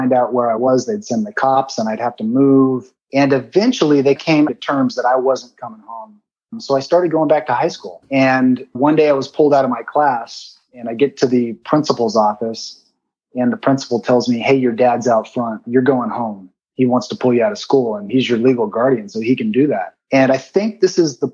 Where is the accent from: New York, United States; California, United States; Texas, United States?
California, United States; San Bernardino; I grew up in the Mountain View Trailer Park, which is in San Bernardino, California